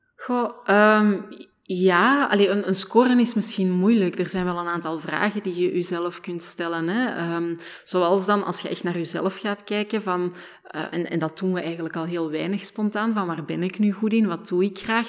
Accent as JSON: {"language": "Dutch", "region": "Flanders", "country": "Belgium", "said": "als Vlamingen"}